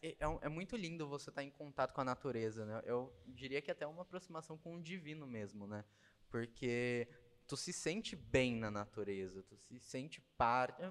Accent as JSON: {"language": "Portuguese", "town": "Jacareí", "region": "São Paulo", "country": "Brazil", "tie": "born or raised there", "also_born_or_lived": "São José dos Campos", "said": "nasci em São Paulo mesmo, nasci em Jacareí"}